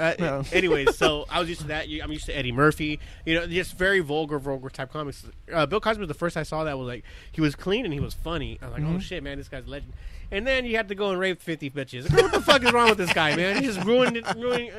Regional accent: Palestine; I grew up in Palestine. Yeah, Palestine.

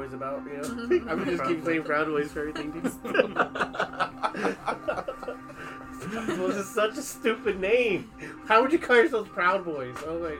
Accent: Southern California, United States; I'm from California

